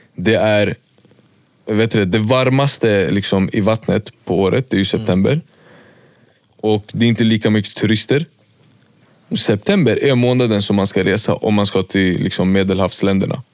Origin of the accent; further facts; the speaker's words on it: Märsta, Stockholm County, Sweden; also born or lived in Västerås; typ över sommaren när jag hade tid, då var jag hemma i Märsta